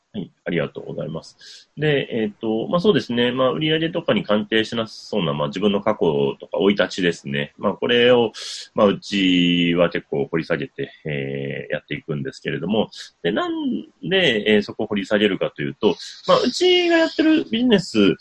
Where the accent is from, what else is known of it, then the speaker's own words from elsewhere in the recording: Wakayama, Japan; 和歌山の方の、まあ、私の地元